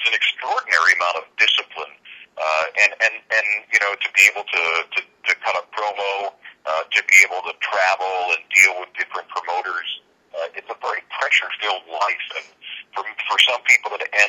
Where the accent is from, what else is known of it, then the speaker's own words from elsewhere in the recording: Portland, Maine, United States; also born or lived in Bangor, Maine; I was born in Bangor, Maine, and 2 years old, our family moved down to Portland, Maine